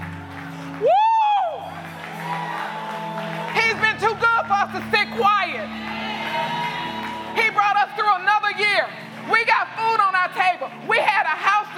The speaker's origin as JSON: {"language": "English", "region": "Arkansas", "country": "United States", "tie": "born or raised there", "said": "I grew up in a small town in Arkansas"}